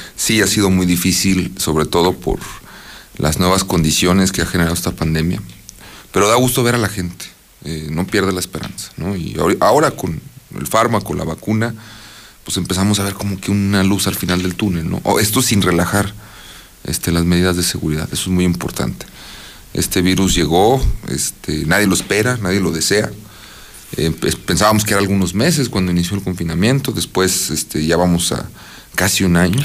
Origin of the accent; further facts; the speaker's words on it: Mexico; como mexicanos